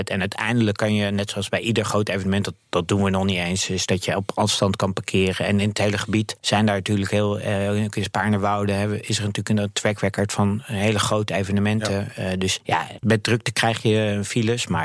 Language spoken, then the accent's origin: Dutch; Netherlands; als Nederlanders.